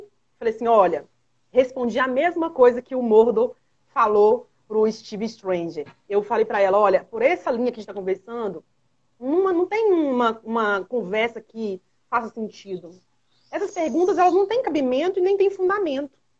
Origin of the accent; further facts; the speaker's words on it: Minas Gerais, Brazil; Aqui em Minas Gerais, todos nós somos mineiros